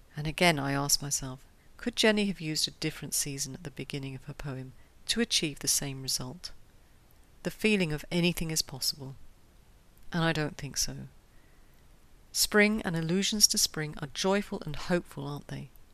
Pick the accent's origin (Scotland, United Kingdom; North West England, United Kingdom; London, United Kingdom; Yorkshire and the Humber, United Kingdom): London, United Kingdom; now in Switzerland; my hometown of London